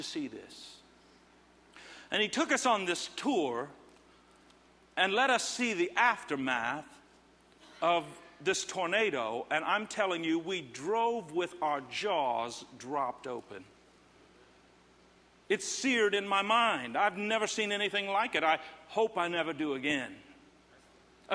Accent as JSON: {"language": "English", "region": "Indiana", "country": "United States", "tie": "born or raised there", "said": "Growing up in Indiana, the Midwest"}